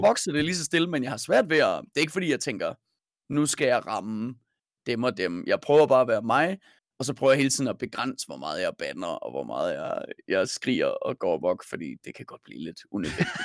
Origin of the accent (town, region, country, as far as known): Denmark